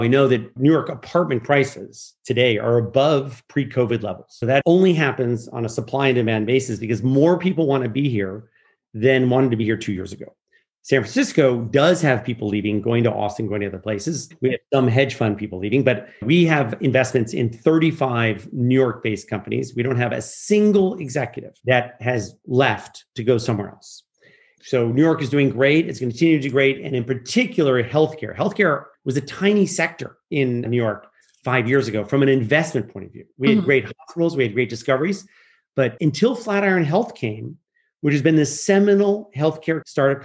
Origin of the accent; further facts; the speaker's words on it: Geneva, Switzerland; I grew up in Geneva